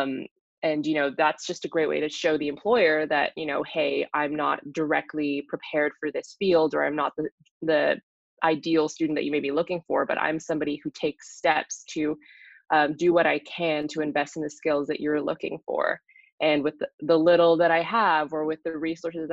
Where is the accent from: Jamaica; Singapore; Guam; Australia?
Singapore; moved away as an adult; also born or lived in Minnesota, United States; now in Boston, United States; I grew up in Singapore, but my dad's from the Netherlands. My mom's from Indonesia